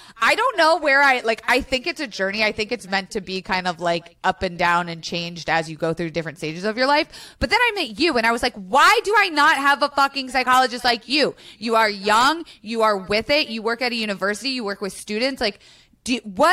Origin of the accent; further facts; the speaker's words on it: Florida, United States; I grew up in Florida